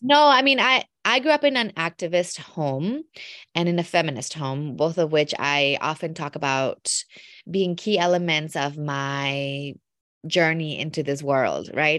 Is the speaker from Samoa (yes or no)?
no; Mexico; also born or lived in Wisconsin; I was born in Mexico, My mom is from Wisconsin, though, so I often think of myself as a immigrant American to Mexico 'cause I grew up in a household that was very, very Midwestern, um, in Mexico